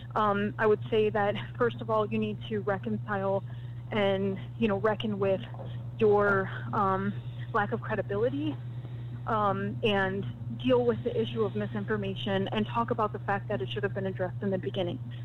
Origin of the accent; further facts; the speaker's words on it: Florida, United States; my home state of Florida